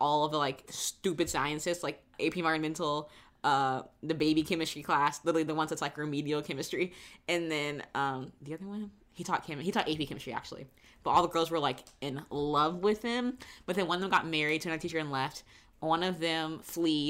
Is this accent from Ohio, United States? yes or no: no; Florida, United States; now in Los Angeles, United States; I'm from Florida